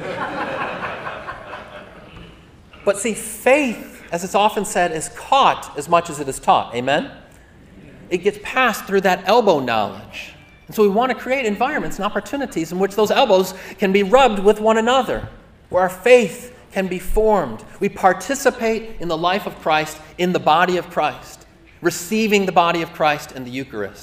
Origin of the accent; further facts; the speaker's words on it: Lake Orion, Michigan, United States; I'm a suburban kid, okay? You know, family, white collar, didn't have a lot of need for chainsaws growing up in Lake Orion